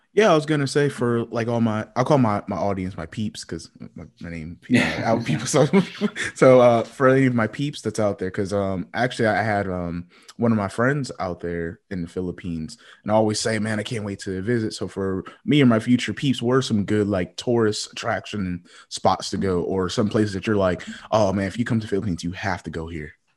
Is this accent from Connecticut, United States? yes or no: yes; Connecticut, United States; now in Fayetteville, United States; I was born in Connecticut